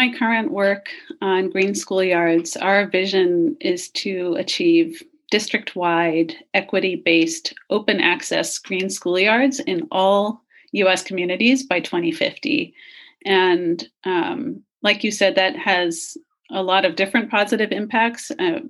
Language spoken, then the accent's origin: English; Singapore; also born or lived in United States; growing up, I lived for 11 years in Singapore. So a very urban, small island nation. Obviously, I was born in the United States.